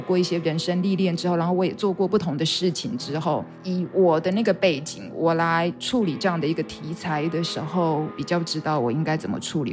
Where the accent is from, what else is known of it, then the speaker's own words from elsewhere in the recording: Kaohsiung, Taiwan; moved away as an adult; also born or lived in United States; now in Taitung, Taiwan; 我在那个高雄的那个环境里头长大